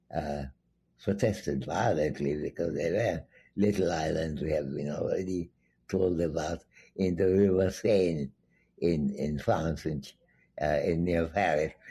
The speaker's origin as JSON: {"language": "English", "town": "Dhaka", "region": "Dhaka Division", "country": "Bangladesh", "tie": "born or raised there", "also_born_or_lived": "Santiniketan, India / Calcutta, India / Cambridge, England", "moved": "yes", "said": "I came from Dhaka minus two months old and went mm-hmm. back to Dhaka plus two months old. And I was born, meanwhile, in my uh, grandfather's home"}